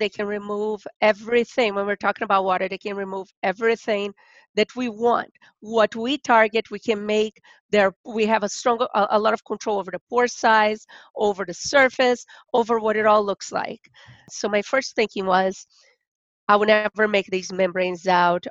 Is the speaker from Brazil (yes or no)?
yes; Rio de Janeiro, Brazil; now in Kentucky, United States; I'm originally from Brazil